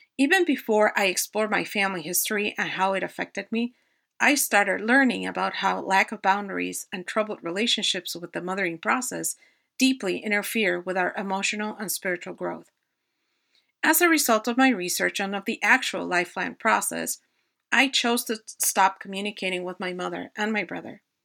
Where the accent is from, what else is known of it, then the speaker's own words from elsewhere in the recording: Mexico City, Mexico; moved away as an adult; now in United States; I was born and raised in Mexico City